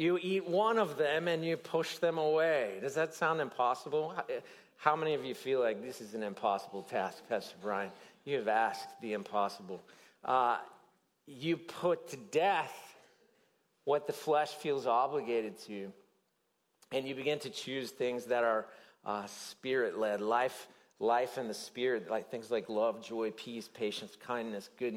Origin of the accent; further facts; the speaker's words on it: Tennessee, United States; I grew up in Tennessee